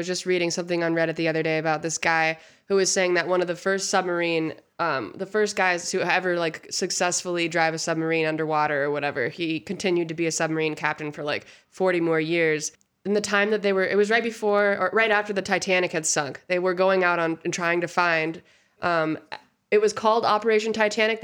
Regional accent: Montana, United States; I'm from Montana

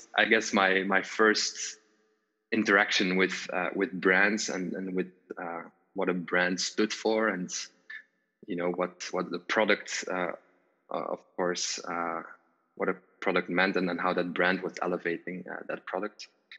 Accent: Wallonia, Belgium; English is a second language; I am from Belgium. My dad is from the Netherlands, so I have the Dutch language that I was brought onto, and then my mom is from Belgium, from the southern part, the French-speaking part, so I also speak French, and I grew up in the French-speaking

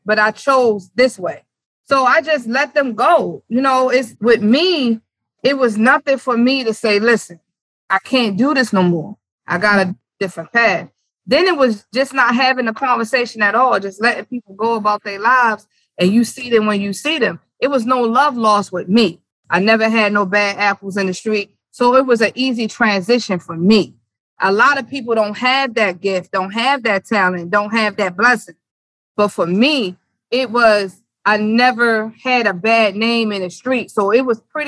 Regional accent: Baltimore, Maryland, United States; also born or lived in New York; born in New York. I grew up here in Baltimore

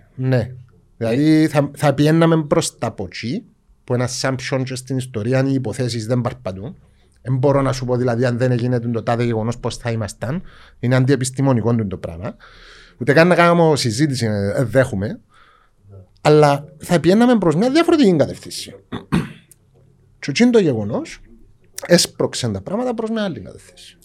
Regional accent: Cyprus; εμεί είμαστε Ελληνοκύπριοι

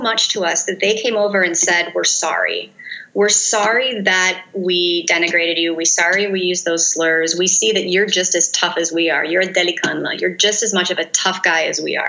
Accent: United States; an American researcher in Turkey

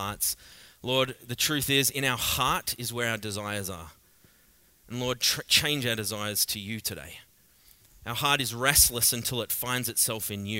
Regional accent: Australia; accent: thick Australian; now in Canada; I'm Australian, I speak pretty thick

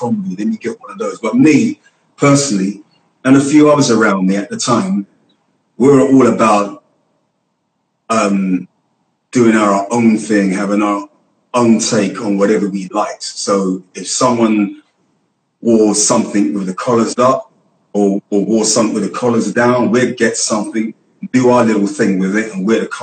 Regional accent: London, United Kingdom; I was raised in Hackney

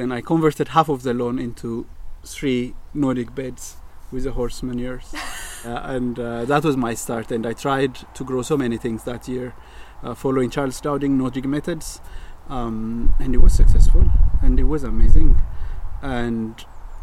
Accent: Addis Ababa, Ethiopia; moved away as an adult; now in Northern Ireland, United Kingdom; I am born and raised in Ethiopia, and in the capital city in Addis

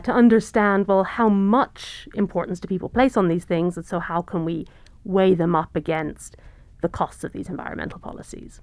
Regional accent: England, United Kingdom; moved away as an adult; also born or lived in London / Cambridge / North Carolina / California; now in Montana, United States; I'm originally from the U K. I grew up in England

